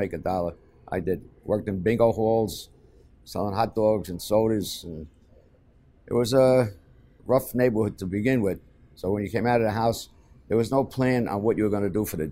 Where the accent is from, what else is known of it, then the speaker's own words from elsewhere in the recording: New York City, New York, United States; growing up in Hell's Kitchen